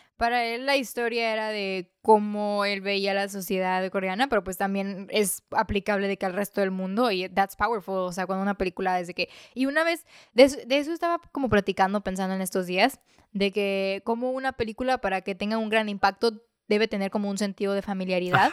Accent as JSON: {"language": "Spanish", "country": "Mexico", "said": "como mexicano"}